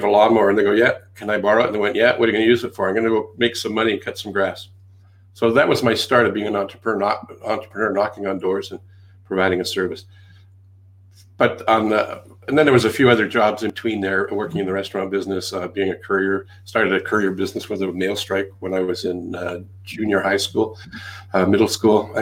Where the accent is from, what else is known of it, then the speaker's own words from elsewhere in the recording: Canada; accent: Canadian; also born or lived in England; Several decades ago, brought over to Canada